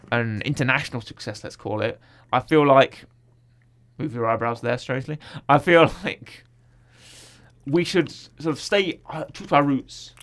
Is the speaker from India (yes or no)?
no; United Kingdom; I'm British